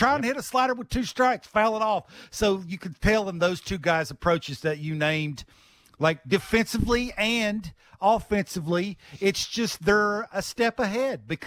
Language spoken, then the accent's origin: English; Virginia, United States; I grew up in Virginia